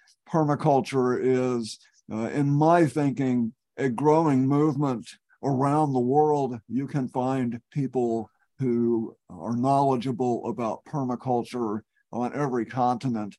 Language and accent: English; Texas, United States; moved away as an adult; now in Eugene, United States; I've lived here in Eugene for 30 years. I'm a refugee from Texas.